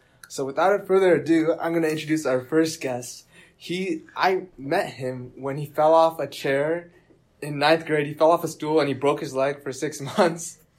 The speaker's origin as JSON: {"language": "English", "town": "Las Vegas", "region": "Nevada", "country": "United States", "tie": "born or raised there", "also_born_or_lived": "Singapore / Canada", "said": "I was born in Singapore and I moved to Canada when I was 1 year old, and I lived in Canada for like 3 years, and then I moved here. So I've still been here. We've all been here for like a decade at least, and you know, we've all come to love Vegas."}